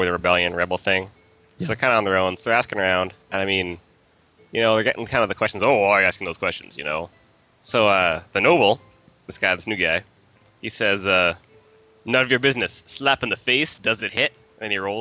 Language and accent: English; Brandon, Manitoba, Canada; I'm from Brandon